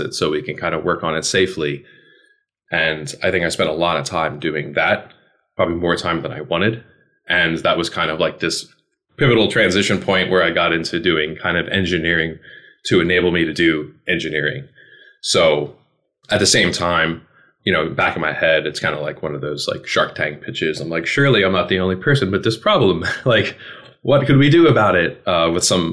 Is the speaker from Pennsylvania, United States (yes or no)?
yes; Philadelphia, Pennsylvania, United States; moved away as an adult; also born or lived in Maryland; I'm from Philly originally